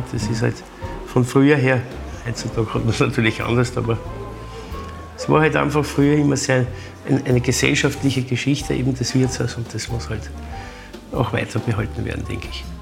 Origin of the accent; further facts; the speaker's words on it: Vienna, Austria; bei uns in Wien sind wir halt bekannt für unseren Erdäpfelsalat